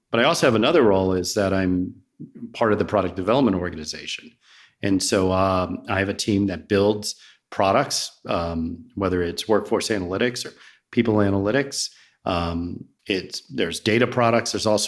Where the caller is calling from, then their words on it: Roswell, Georgia, United States; also born or lived in New Jersey; Roswell, Georgia. So just north of Atlanta.